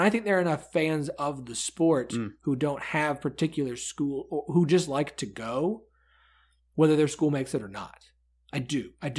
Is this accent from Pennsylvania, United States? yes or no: no; Oklahoma, United States; I'm from Oklahoma